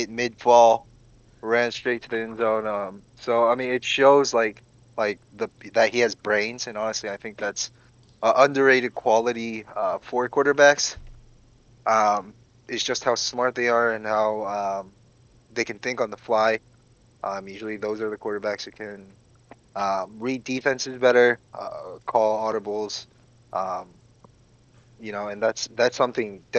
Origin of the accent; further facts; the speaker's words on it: Georgia, United States; I was raised here in Georgia, went to college at UGA